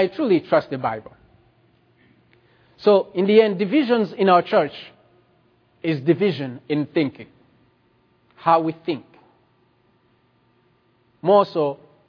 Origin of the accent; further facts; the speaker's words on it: Rwanda; moved away; I come from Rwanda